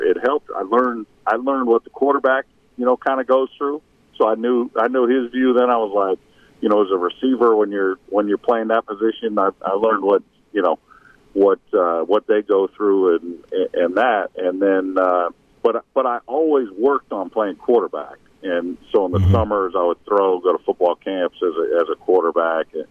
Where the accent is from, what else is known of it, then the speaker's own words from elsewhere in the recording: Bay Area, just outside of San Francisco, California, United States; moved away as an adult; I grew up in the Bay Area, just outside of San Francisco.